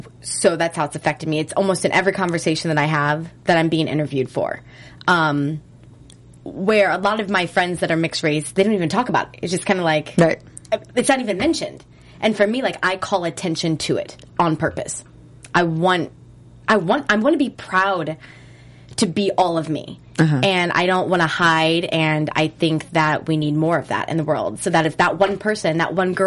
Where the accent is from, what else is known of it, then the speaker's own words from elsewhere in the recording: Midwest, United States; I'm from the Midwest